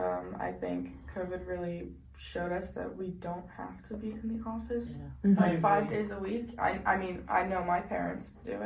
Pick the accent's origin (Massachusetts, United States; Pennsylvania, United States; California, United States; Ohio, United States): Pennsylvania, United States; Reading; I'm from Reading, PA.